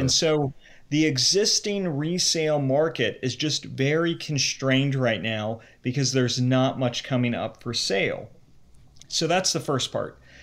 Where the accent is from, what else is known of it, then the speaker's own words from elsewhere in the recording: Cincinnati, Ohio, United States; moved away as an adult; also born or lived in New York; I grew up in the Cincinnati area